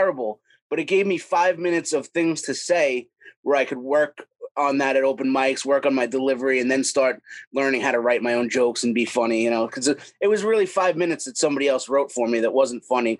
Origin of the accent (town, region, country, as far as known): Long Island, New York, United States; born or raised there